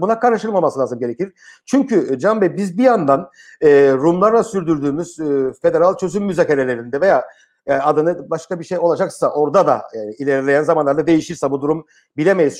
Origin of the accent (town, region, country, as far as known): Cyprus